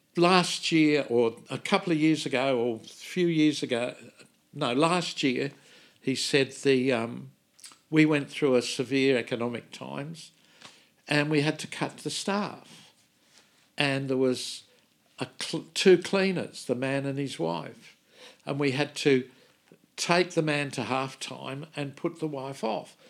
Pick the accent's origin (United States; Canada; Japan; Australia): Australia; from Australia